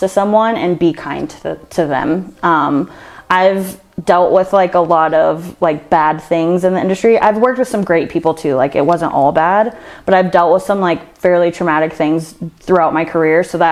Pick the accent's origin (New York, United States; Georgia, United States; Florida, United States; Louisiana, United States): Florida, United States; Jacksonville; moved away as an adult; now in Las Vegas, United States; I'm from Jacksonville, Florida.